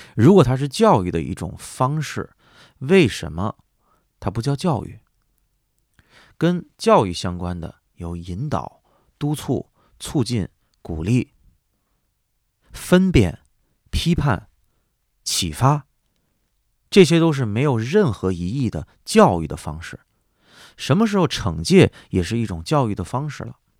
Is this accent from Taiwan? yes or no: no; China; 我作为一个中国人